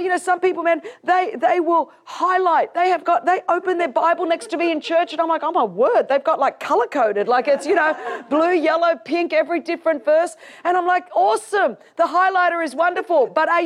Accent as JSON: {"language": "English", "town": "Sydney", "region": "New South Wales", "country": "Australia", "tie": "born or raised there", "said": "I grew up in Sydney, Australia, one of the most beautiful cities on earth"}